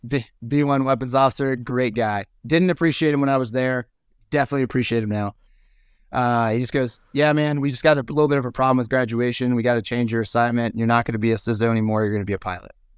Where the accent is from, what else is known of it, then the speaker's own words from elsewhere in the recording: United States; we as American fighter pilots